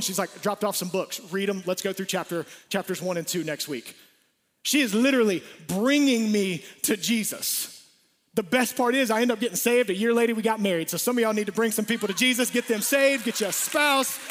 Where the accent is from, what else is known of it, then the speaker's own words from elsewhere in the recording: Atlanta, Georgia, United States; We grew up in Atlanta.